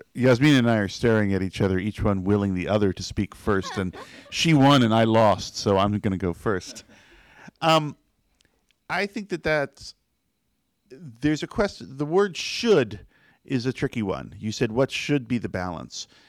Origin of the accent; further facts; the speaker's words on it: United States; as an American